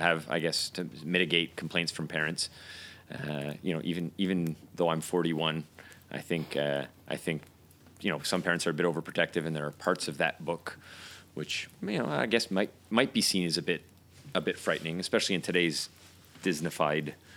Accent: United Kingdom; now in Montreal, Canada; as you can tell by by our our accents, we're both from the UK.

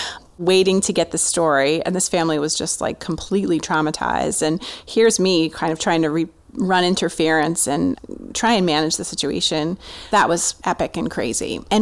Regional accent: New Jersey, United States; I grew up in New Jersey, in a more rural part of New Jersey, but still pretty suburban.

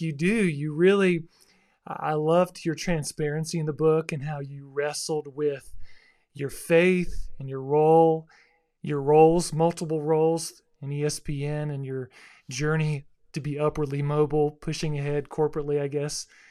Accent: South Florida, United States; I grew up in South Florida

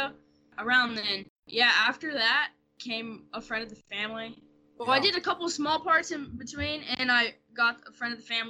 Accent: New Orleans, Louisiana, United States; accent: Louisiana; I'm from New Orleans

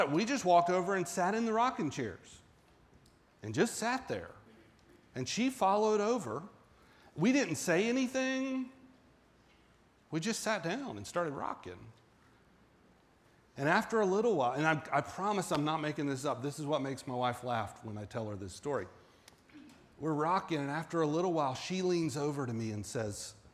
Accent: the South, United States; but I was raised in the South and it was just a lot different

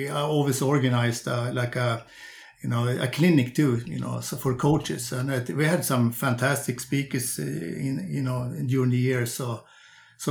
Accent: Sundsvall, Västernorrland County, Sweden; also born or lived in Växjö; I'm coaching a group nowadays on junior sprinters up in my hometown of Sundsvall.

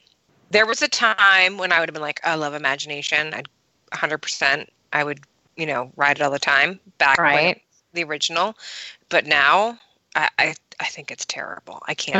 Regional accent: Philadelphia, Pennsylvania, United States; And we're from Philly too.

